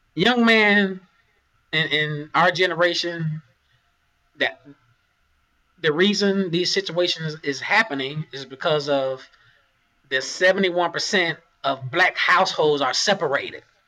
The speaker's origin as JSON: {"language": "English", "town": "Augusta", "region": "Georgia", "country": "United States", "said": "I'm from Augusta, Georgia. My family is from Augusta, Georgia"}